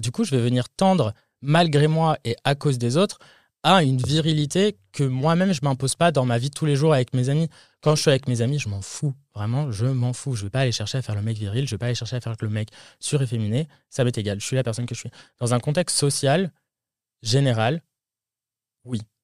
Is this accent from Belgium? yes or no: no; France; moved away as an adult; now in United States; en tant que Français